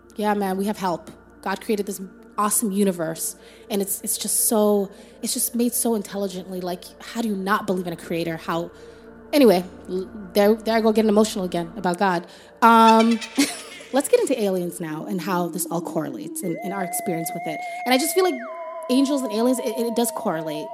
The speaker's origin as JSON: {"language": "English", "town": "Toronto", "region": "Ontario", "country": "Canada", "tie": "born or raised there", "said": "Rexdale, that's where we grew up"}